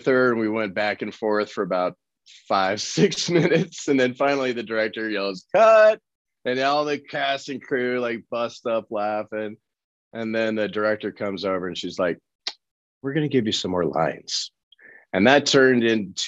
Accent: Colorado, United States; accent: New Orleans; I was born and raised in Colorado.

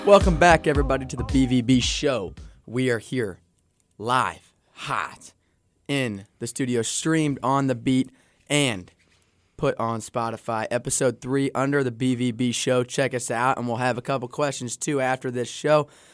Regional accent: St. Louis, Missouri, United States; also born or lived in Warrensburg, Missouri; I'm from Saint Louis

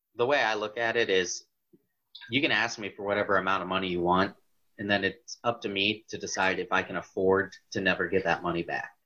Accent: Garrettsville, Ohio, United States; growing up in Garrettsville

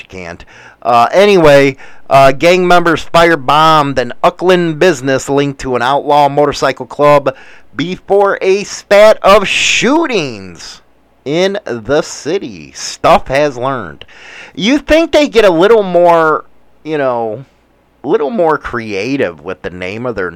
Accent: United States; I am from the United States

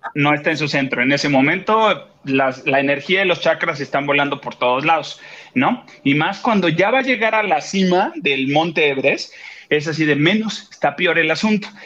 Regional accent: Acapulco, Guerrero, Mexico; now in Mexico City, Mexico; van a ir a mi pueblo, van para Acapulco

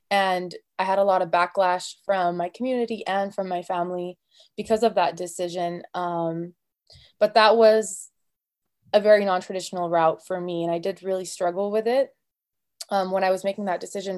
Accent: United States; I'm Arab American, and so I grew up with a little bit more of that culture and that influence

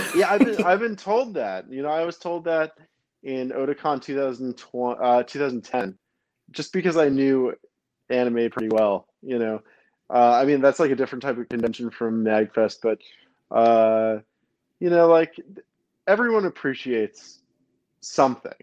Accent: New York City, New York, United States; also born or lived in New Jersey; I was born in Brooklyn, uh, New York

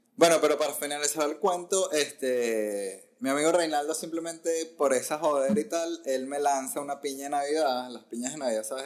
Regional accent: Caracas, Capital District, Venezuela; moved away as an adult; also born or lived in Ecuador / Barquisimeto; now in United States; fui a Caracas y estuve en Caracas hasta los 24, 25 años

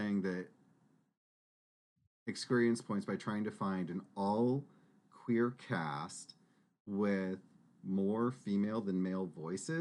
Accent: Texas, United States; we grew up in Texas. Saying "y'all" rolls off the tongue

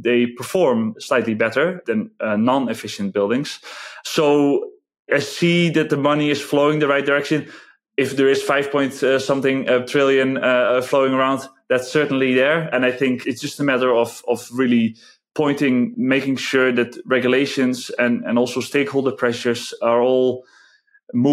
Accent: Netherlands; English is a second language; moved away as an adult; now in Czech Republic; I'm originally from the Netherlands

